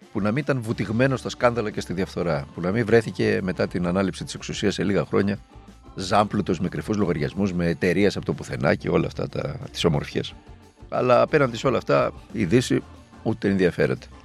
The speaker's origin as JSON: {"language": "Greek", "country": "Greece", "said": "ως Έλληνες"}